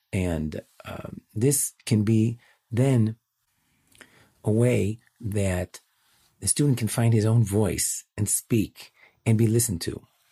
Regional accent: Chicago, Illinois, United States; now in Jerusalem, Israel; I'm born and raised in Chicago

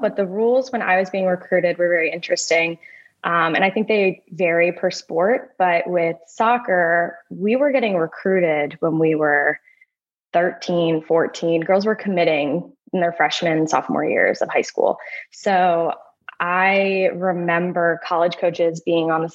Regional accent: Bucks County, Pennsylvania, United States; I grew up in Bucks County, Pennsylvania

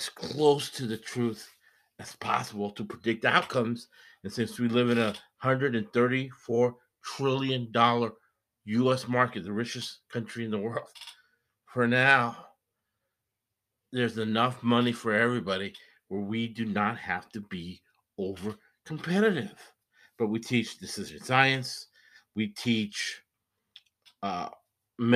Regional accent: Boston, Massachusetts, United States; I'm from Boston, lifelong, mm-hmm. born and raised in Boston

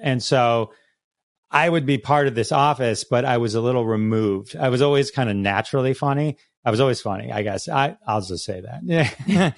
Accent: Farmington Hills, Michigan, United States; I grew up, uh, Farmington Hills. It's a suburb of Detroit

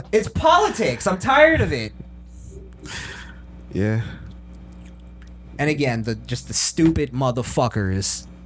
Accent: New York, United States; I'm from New York

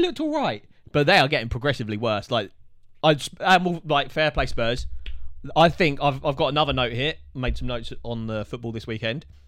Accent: Watford, East of England, United Kingdom; we're from Watford

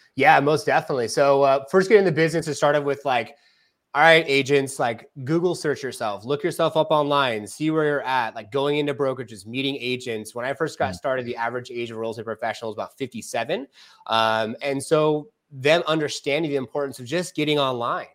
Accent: California, United States; now in Arizona, United States; because I'm from California

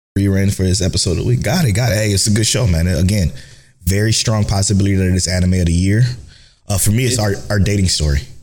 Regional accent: Cleveland, Ohio, United States; we're from Cleveland

